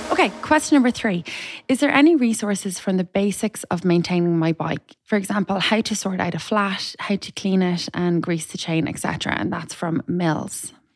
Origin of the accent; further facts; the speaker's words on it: Ireland; now in Dublin, Ireland; I'm Irish